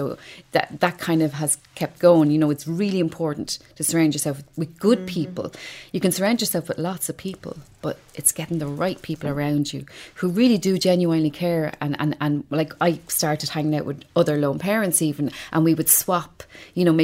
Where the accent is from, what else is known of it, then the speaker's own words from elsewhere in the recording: Dublin, Leinster, Ireland; also born or lived in Ballymun, Dublin; I was born in Ballymun Flats. I grew up in Talla.